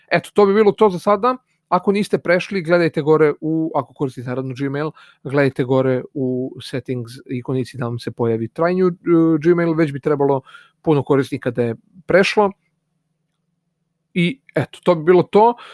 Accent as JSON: {"language": "Croatian", "country": "Serbia"}